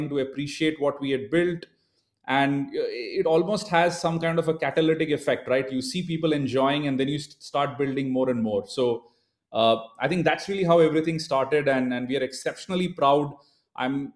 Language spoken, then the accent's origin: English; India; being born and brought up in India